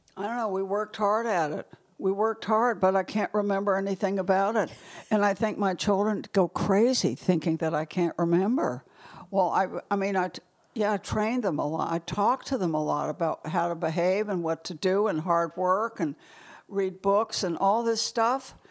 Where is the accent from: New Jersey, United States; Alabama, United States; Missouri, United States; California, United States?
Missouri, United States; St. Louis; moved away as an adult; also born or lived in New York / New Haven, Connecticut; now in Connecticut, United States; close friends that gr, I grew up with in Saint Louis